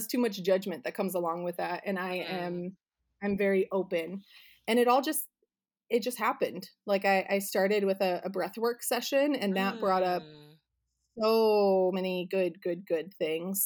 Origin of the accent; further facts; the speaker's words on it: Arizona, United States; now in Southern California, United States; I grew up in Arizona in the middle of the desert